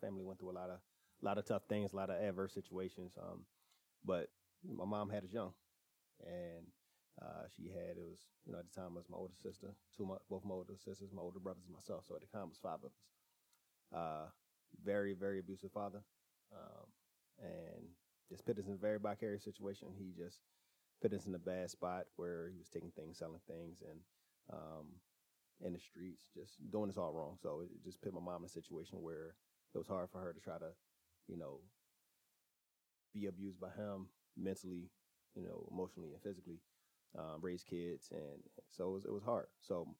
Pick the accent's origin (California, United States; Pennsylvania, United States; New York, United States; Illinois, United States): Pennsylvania, United States; Philadelphia; moved away as an adult; now in San Diego, United States; I'm from Philly. From Philadelphia, Pennsylvania.